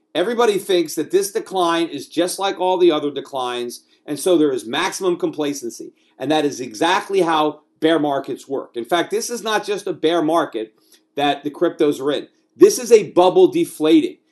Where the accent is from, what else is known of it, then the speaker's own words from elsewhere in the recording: United States; moved away as an adult; now in Puerto Rico; as an American, as somebody who lives in this country, who was born in this country, who is raising children in this country, albeit from Puerto Rico at this point